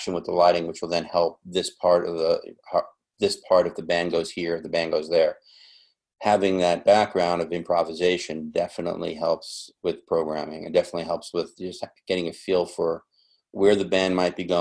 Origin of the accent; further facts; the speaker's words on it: New York, United States; I grew up in New York